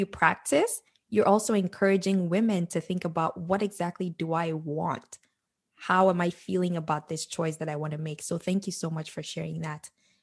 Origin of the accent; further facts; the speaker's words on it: Nigeria; moved away as an adult; growing up in Nigeria